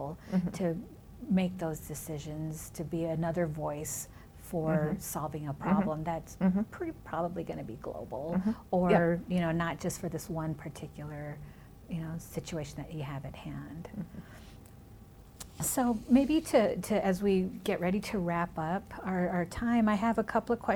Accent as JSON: {"language": "English", "region": "Minnesota", "country": "United States", "tie": "born or raised there", "also_born_or_lived": "California", "first_language": "Spanish", "second_language": "English", "moved": "yes", "lives_now": "Bloomington, United States", "said": "I was born in California, raised in Minnesota, my first language in my home was Spanish"}